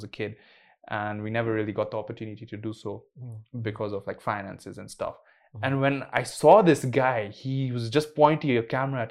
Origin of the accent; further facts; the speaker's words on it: Kenya; being a Kenyan boy